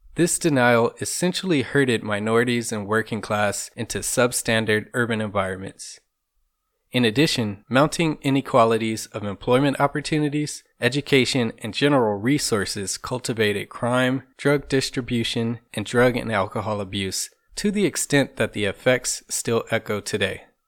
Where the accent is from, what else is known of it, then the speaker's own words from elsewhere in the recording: Compton, California, United States; now in Orange County, United States; I was born and raised in Compton, California for the first half of my life, and have now lived in Orange County for the other half.